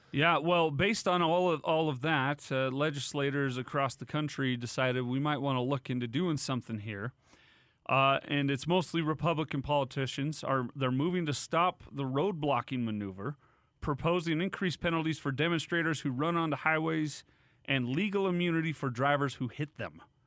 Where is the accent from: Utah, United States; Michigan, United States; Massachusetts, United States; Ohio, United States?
Utah, United States; Davis County; a bunch of people who I grew up with in Davis County